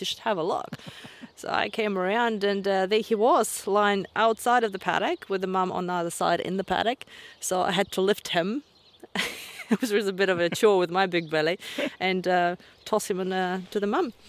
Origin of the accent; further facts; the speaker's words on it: Russia; now in Banks Peninsula, New Zealand; I'm originally from Russia, uh, deep south, that is